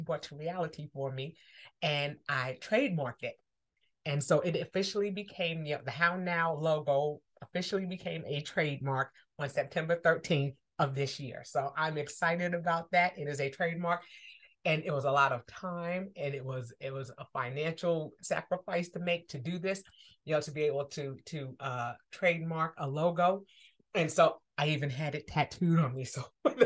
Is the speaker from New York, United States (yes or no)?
yes; New York, United States; I'm from New York. My parents are from Harlem